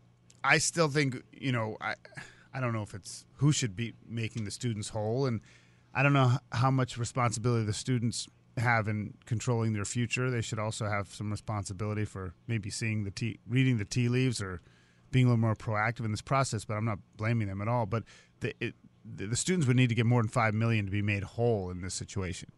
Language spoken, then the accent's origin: English; Boston, Massachusetts, United States; moved away; I grew up in Boston.